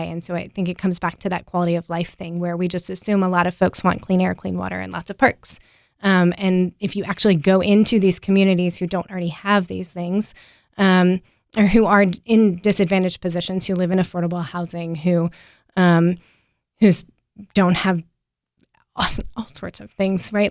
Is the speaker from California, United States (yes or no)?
no; Apex, North Carolina, United States; also born or lived in Wilmington, North Carolina; now in Raleigh, United States; I grew up in Apex, just down the road